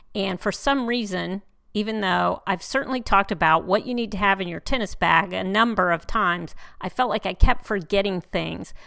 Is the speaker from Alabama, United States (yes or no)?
no; Houston, Texas, United States; here in my hometown in Houston